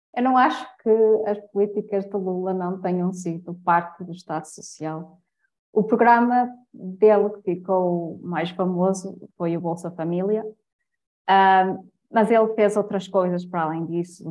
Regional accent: Portugal; como portugueses

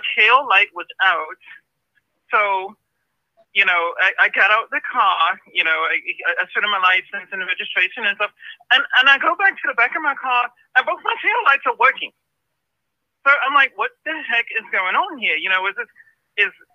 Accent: Ethiopia; now in United States; I'm from Ethiopia

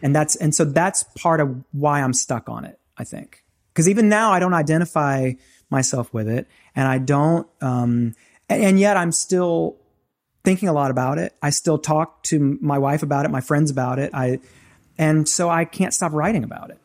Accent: the South, United States; I grew up in the South, grew up in, in church

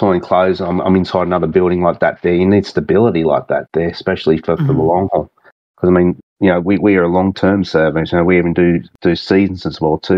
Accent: Singleton, New South Wales, Australia; accent: thick Aussie; also born or lived in Sydney; it's my hometown. I was born there

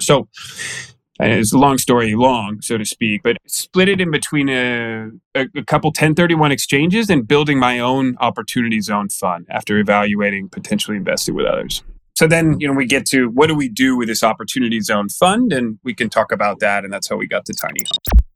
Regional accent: Danville, California, United States; moved away as an adult; also born or lived in North Carolina; now in Arizona, United States; California Bay Area guy. Grew up in the East Bay there

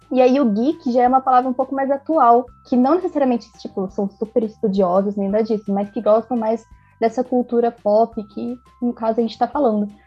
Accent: São Bernardo do Campo, São Paulo, Brazil; eu sou de São Bernardo, batateira raiz.

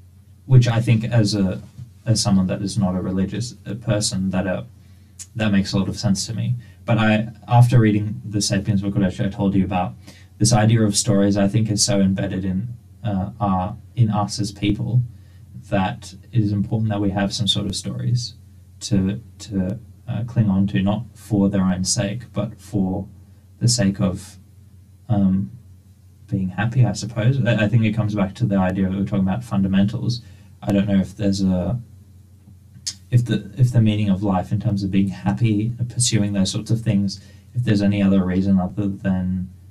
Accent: Hyderabad, Telangana, India; Oh, it's a place called Hyderabad. So it's a very diverse religious background because...

